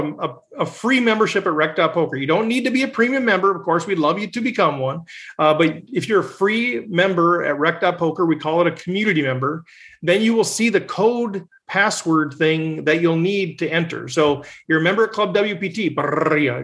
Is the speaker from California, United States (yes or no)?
no; Minnesota, United States; Minnesota, my hometown, my home state